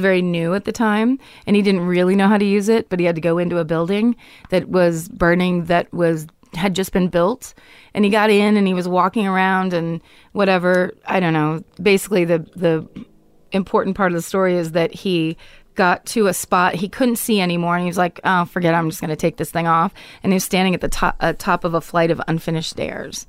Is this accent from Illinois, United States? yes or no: no; Petaluma, California, United States; I grew up in Petaluma